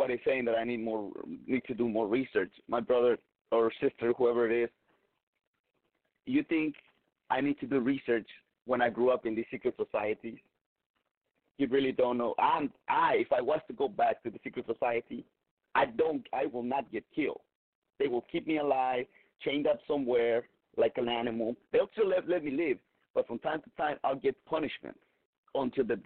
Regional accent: southern Mexico, Mexico; moved away; I grew up in Mexico

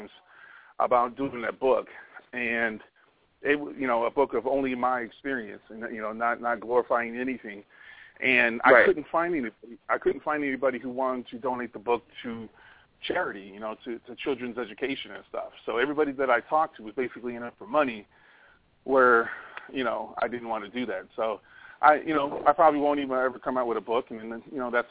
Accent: Hawaii, United States; I grew up in Hawaii next to Aloha Stadium

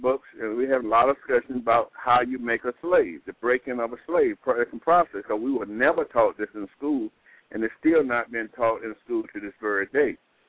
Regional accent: Durham, North Carolina, United States; moved away as an adult; also born or lived in Pittsburgh; I received a job offer back in my hometown at North Carolina Central University

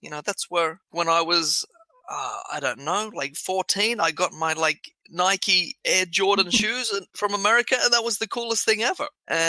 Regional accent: Australia; Australia is a bit different to, I think, some other countries, is because here, because we were

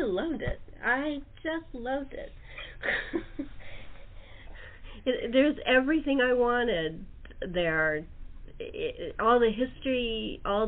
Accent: California, United States; I'm a Californian going to London

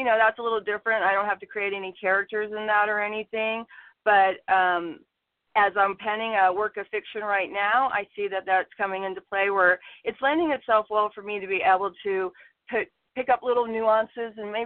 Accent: San Jose, California, United States; also born or lived in Chicago, Illinois; I was born in Chicago, and we lived there till I was in about the fourth grade. So we moved to California. We moved around quite a bit in 1 year of our life, and then we finally settled in San Jose, and I've been in California ever since

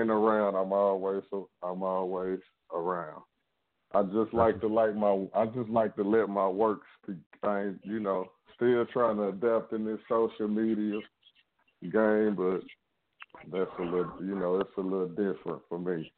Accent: Shreveport, Louisiana, United States; also born or lived in Dallas, Texas; I'm from Shreveport, Louisiana, but I'm calling from Dallas, Texas

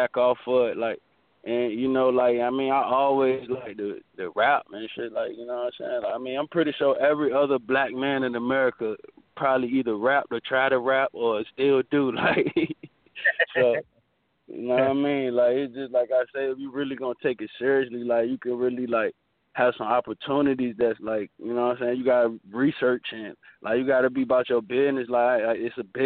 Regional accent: Virginia Beach, Virginia, United States; I grew up in Virginia Beach, Virginia

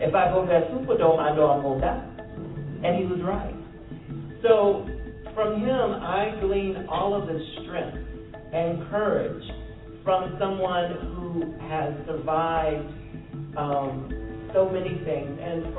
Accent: the South, United States; they were revealing a history that I didn't know I had, even though I grew up in the South.

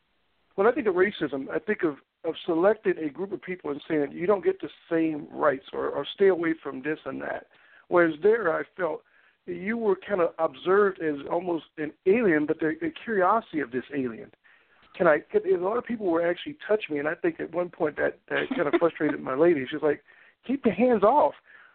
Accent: the South, United States; I grew up in the South, and I went to school in Utah

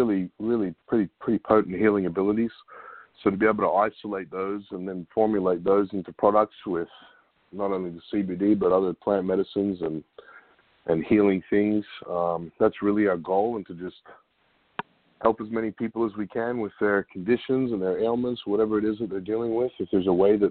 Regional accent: Australia; now in Bellingham, United States; a good friend of mine that I grew up with in Australia from 20 years ago

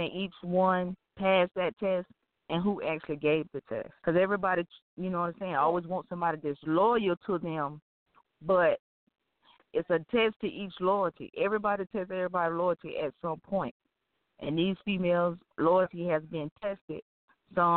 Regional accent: Florida, United States; I'm from Florida

